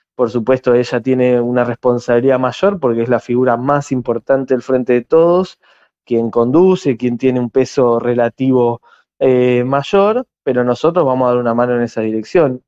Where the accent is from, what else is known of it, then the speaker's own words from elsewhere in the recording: Argentina; now in San Martín, Argentina; nuestro nuestro país